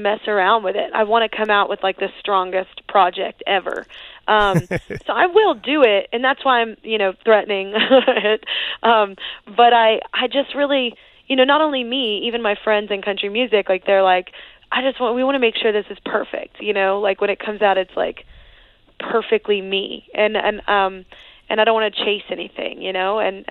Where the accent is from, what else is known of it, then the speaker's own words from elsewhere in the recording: Texas, United States; I'm Texan. I grew up, like, in it, you know, like, and especially Texas country